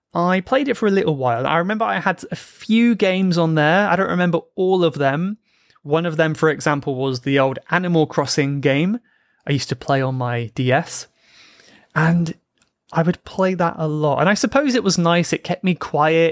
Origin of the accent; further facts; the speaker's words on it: South Coast of England, United Kingdom; I grew up on the South Coast of England